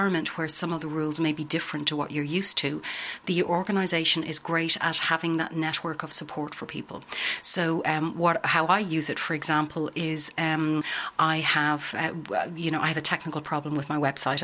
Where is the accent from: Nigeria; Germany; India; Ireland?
Ireland; accent: Irish; moved away as an adult; now in Netherlands; As you can hear from my accent, I'm Irish